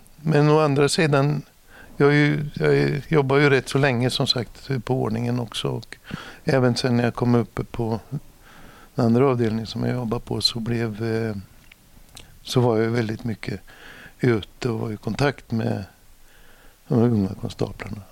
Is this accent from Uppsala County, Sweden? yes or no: no; Norrköping, Östergötland, Sweden; also born or lived in Stockholm; vi har ju Norrköping en gammal eh, tygstad